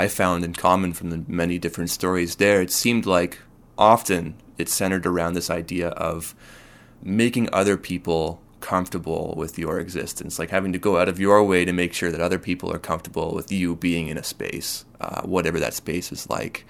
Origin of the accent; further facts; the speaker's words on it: Kitchener-Waterloo, Ontario, Canada; now in Victoria, Canada; I mean, I moved here from Kitchener-Waterloo, as we were talking before